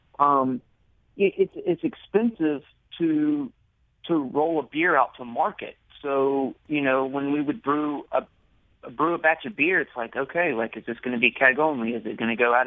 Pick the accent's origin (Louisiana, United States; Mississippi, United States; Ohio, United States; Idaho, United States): Mississippi, United States; I'm from Mississippi